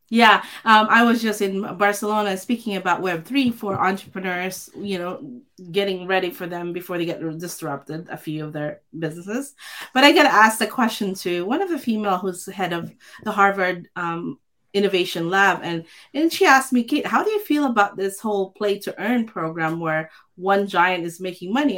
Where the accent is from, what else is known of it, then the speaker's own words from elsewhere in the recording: Philippines; I grew up in the Philippines